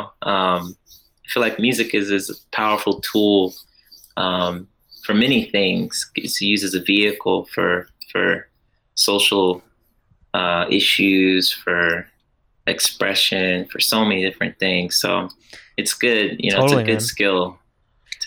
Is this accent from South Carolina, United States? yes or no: no; Orlando, Florida, United States; born and raised Orlando, Florida